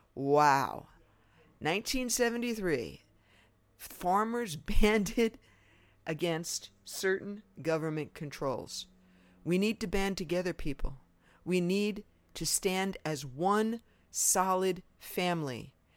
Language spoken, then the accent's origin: English; New York, United States; I was raised in New York